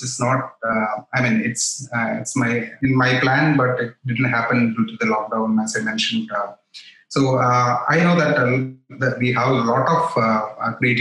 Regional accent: Kochi, Kerala, India; I came back to Kochi. That's my hometown.

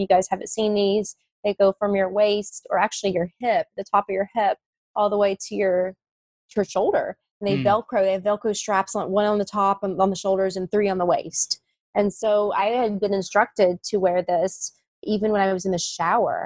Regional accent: West Virginia, United States; the hospital where I grew up in West Virginia

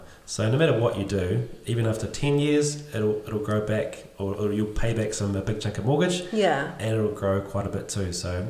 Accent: Cambridge, Waikato, New Zealand; It's my hometown.

